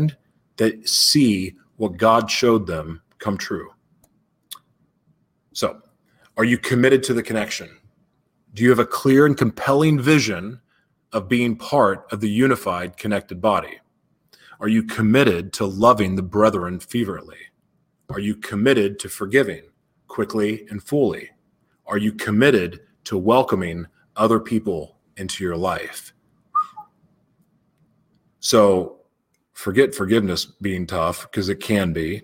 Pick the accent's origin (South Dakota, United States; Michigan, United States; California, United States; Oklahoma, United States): Oklahoma, United States; Oklahoma City; moved away; also born or lived in Los Angeles; Growing up in Oklahoma City